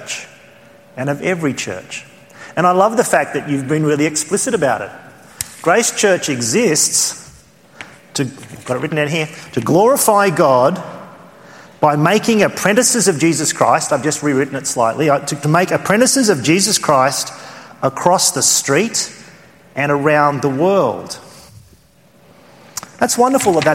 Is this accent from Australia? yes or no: yes; Australia; accent: Australian; my Australian accent